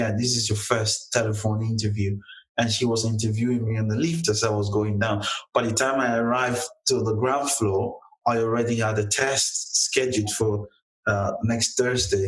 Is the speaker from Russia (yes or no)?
no; Delta, Nigeria; moved away as an adult; I'm not really a Lagosian, you know, I'm born and raised in Delta State